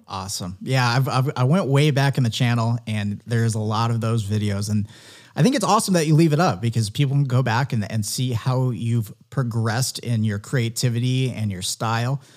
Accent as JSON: {"language": "English", "town": "San Diego", "region": "California", "country": "United States", "tie": "born or raised there", "said": "growing up in San Diego"}